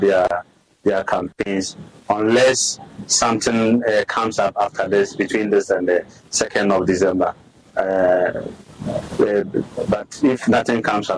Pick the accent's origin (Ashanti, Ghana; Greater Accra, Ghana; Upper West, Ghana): Upper West, Ghana; Sissala; born and bred in the Sasala land